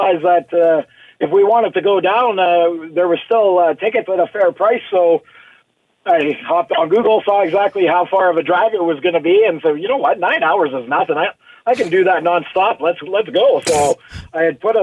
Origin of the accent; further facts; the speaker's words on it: Sudbury, Ontario, Canada; now in Waterloo, Canada; Born and raised in Sudbury, living in Waterloo now.